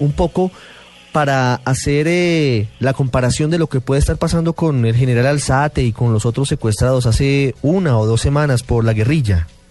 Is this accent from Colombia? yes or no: yes; Colombia; somos todos los colombianos